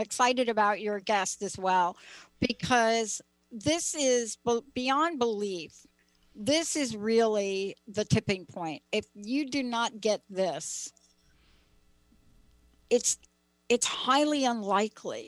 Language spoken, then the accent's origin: English; United States; now in Seattle, United States; I grew up on the East Coast, New York, New Jersey area